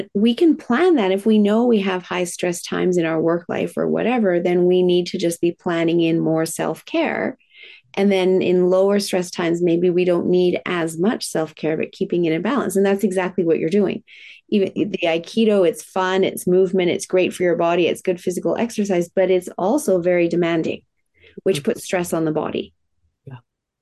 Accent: Japan; moved away; I was raised in Japan

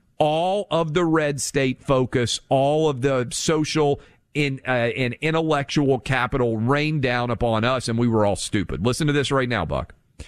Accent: Nashville, Tennessee, United States; because I'm born and raised in Nashville, and every Southerner knows that feeling.

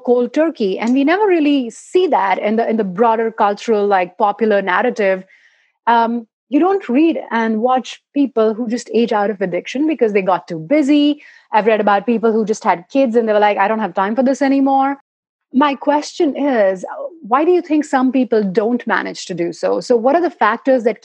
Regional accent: India; moved away as an adult; now in United States; I came to the US about 8 years ago now, and I'm from India, and that's where I've lived my life

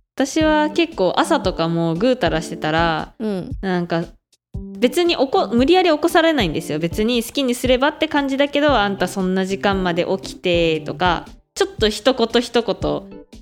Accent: Hokkaido, Japan; moved away as an adult; now in Taiwan; 北海道から来た

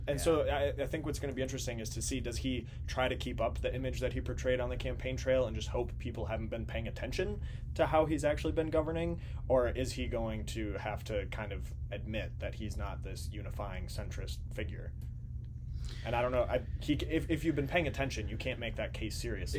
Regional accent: Minnesota, United States; now in Washington, D.C., United States; I grew up in Minnesota

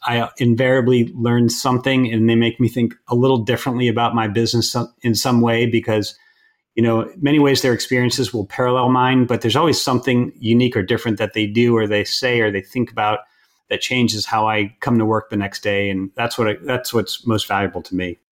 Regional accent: outside Boston, Massachusetts, United States; moved away; also born or lived in California; grew up outside Boston

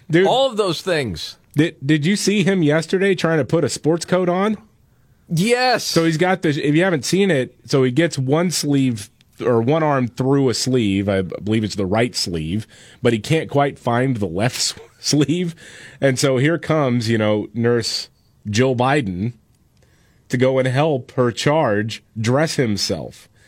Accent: Texas, United States; I speak as a Texan

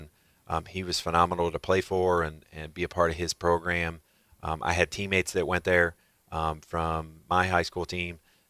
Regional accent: Ohio, United States; I was from Northeast Ohio, so Cincinnati really wasn't a part of it either.

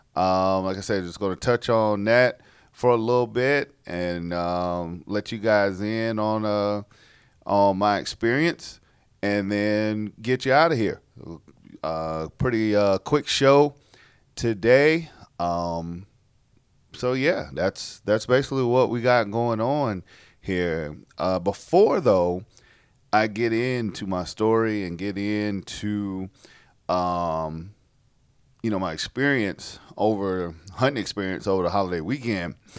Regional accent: South Carolina, United States; born or raised there

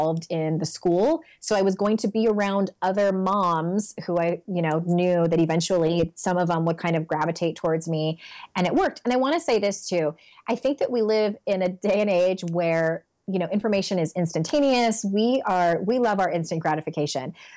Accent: San Diego, California, United States; moved away as an adult; also born or lived in Utah; I'm born and raised in San Diego. We were there for 36 years, and then we moved to Utah for a couple of years

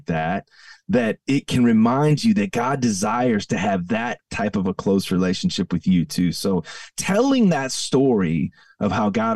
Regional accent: Downers Grove, Illinois, United States; I grew up in the Chicago suburbs, and my dad and mom pastored at the same church for 38 years. So my entire childhood was spent in the front row of the same church on Hobson Road. in Downers Grove, Illinois

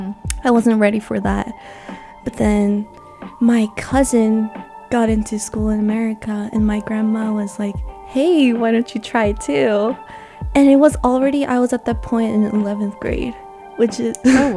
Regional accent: Tokyo, Japan; born there; Misinformation, but I was born in Japan, Tokyo.

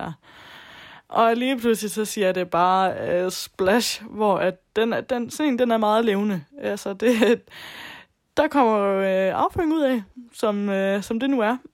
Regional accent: Southern Jutland, Southern Denmark, Denmark; moved away; Jeg kommer oprindeligt fra Sønderjylland, og boede hjemme med mine forældre

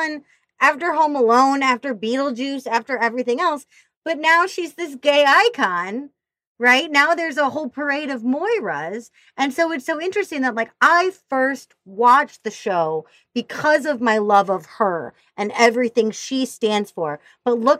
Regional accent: Missouri, United States; I grew up in Missouri.

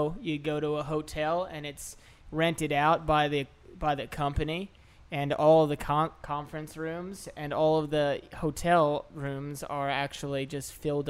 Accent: outside of Philadelphia, Pennsylvania, United States; also born or lived in Oceanside, New York / New York; now in New Orleans, United States; I was born in New York, in Oceanside. So I was born there, and I grew up outside of Philadelphia area.

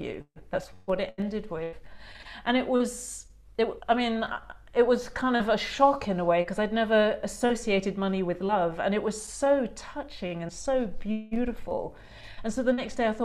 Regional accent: England, United Kingdom; also born or lived in New Zealand; now in Australia; I grew up in a classic English middle class home

